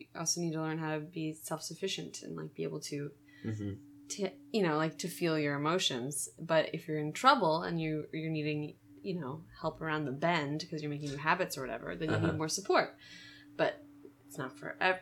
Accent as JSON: {"language": "English", "town": "St. Petersburg", "region": "Florida", "country": "United States", "tie": "born or raised there", "said": "I was born and raised in St. Petersburg, Florida"}